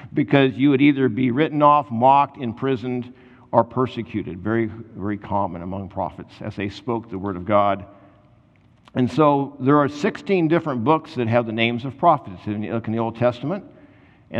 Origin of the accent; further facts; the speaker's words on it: United States; I'm an American